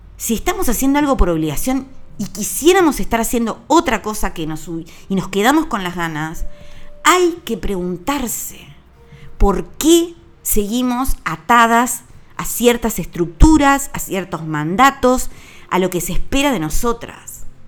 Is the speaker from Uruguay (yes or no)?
yes; Uruguay; Yo compro los regalos en mi país, a emprendedores uruguayos celebro la Navidad con una mesa uruguaya